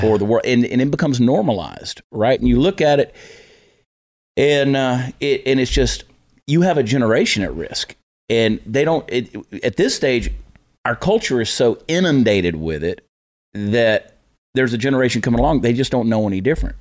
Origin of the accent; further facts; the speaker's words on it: Augusta, Georgia, United States; I'm from Augusta. I grew up in Augusta, went to the University of Georgia